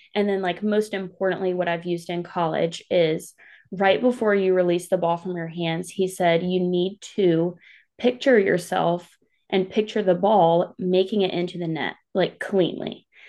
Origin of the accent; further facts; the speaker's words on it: Clover, South Carolina, United States; I'm from a small town called Clover. It's in South Carolina. Um, I've grown up there most of my life